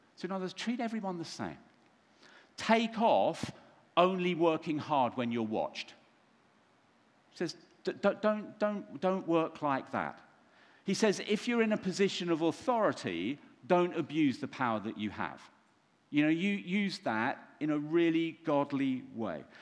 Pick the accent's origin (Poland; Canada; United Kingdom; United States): United Kingdom; London; I'm from London